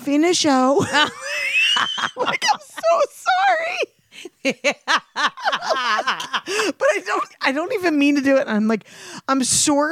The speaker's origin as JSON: {"language": "English", "area": "Delaware County", "region": "Pennsylvania", "country": "United States", "accent": "Delco", "said": "I become Delco"}